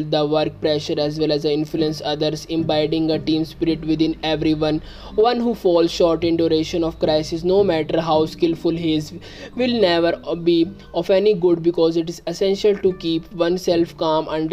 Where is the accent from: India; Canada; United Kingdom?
India; I am from India.